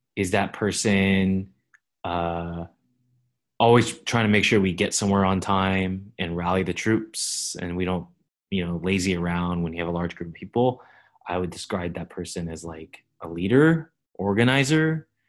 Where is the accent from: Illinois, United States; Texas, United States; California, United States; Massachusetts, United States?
California, United States; Fremont; growing up in Fremont, it's slightly different demographically